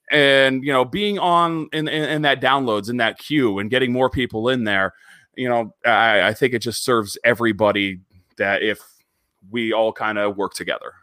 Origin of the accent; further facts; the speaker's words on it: Erie, Pennsylvania, United States; I grew up in Northwestern Pennsylvania